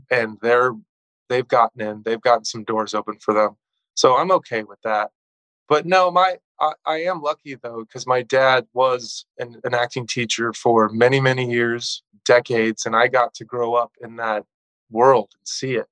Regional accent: Southern California, United States; also born or lived in Texas / Phoenix / Colorado / Mexico; I grew up in Southern California m- most of my life

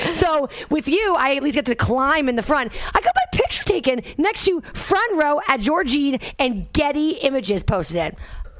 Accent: New York City, New York, United States; I'm a New Yorker.

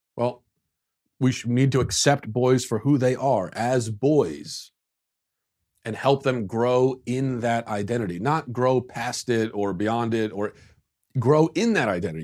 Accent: United States; as an American

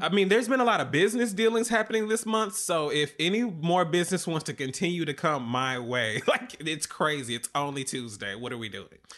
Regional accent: Atlanta, Georgia, United States; now in New York, United States; I am from Atlanta, but I do live in New York now.

